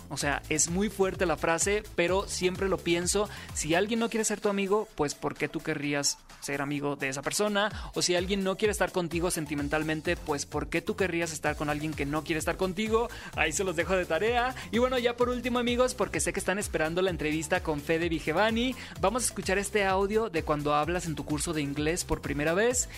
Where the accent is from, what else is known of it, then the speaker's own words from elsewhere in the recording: Sinaloa, Mexico; soy sinaloense